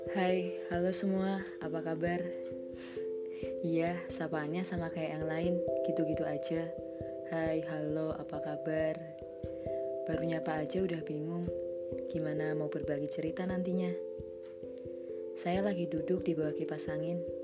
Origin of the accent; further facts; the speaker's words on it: Yogyakarta, Special Region of Yogyakarta, Indonesia; Saya orang Jogja